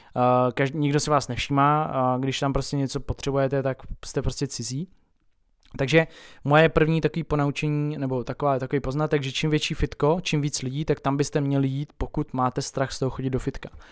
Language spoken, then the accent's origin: Czech; Tábor, South Bohemian Region, Czechia; u nás v Táboře